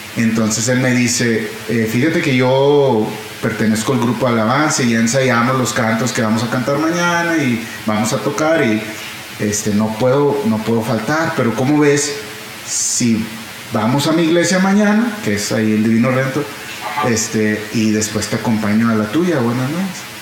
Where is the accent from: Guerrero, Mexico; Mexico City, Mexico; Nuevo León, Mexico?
Nuevo León, Mexico; Monterrey; moved away as an adult; now in Houston, United States; crecí entonces aquí en Monterrey hasta los 20 años me fui a vivir a, Estados Unidos, eh, en Houston